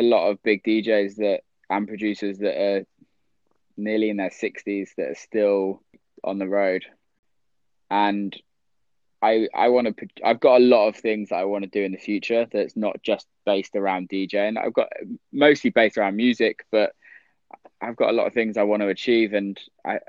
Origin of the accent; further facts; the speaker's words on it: near Bristol, near Cheddar, South West England, United Kingdom; moved away as an adult; also born or lived in Detroit, United States; I was brought up back in the UK, in England, It's easy for me to say that I'm from Bristol because that's the closest